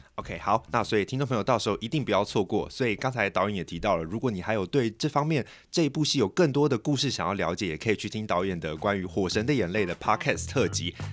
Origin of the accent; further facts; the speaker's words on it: Taiwan; 我们台湾人